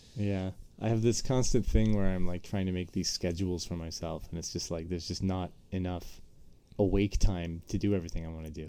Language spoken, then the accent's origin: English; Eastern Canada, Canada; moved away as an adult; now in United States; now being in the states it's especially worse that I'm from Eastern Canada